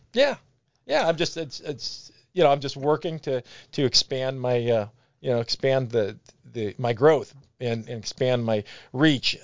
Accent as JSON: {"language": "English", "town": "Brunswick", "region": "Ohio", "country": "United States", "tie": "born or raised there", "said": "I grew up in Brunswick"}